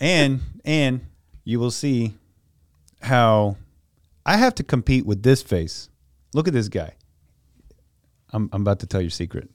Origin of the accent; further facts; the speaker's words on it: Louisa County, Virginia, United States; I grew up out in Louisa County